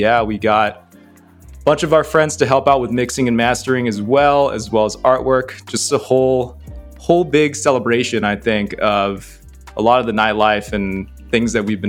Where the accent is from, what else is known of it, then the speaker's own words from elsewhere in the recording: San Francisco, California, United States; I'm from the San Francisco Bay Area.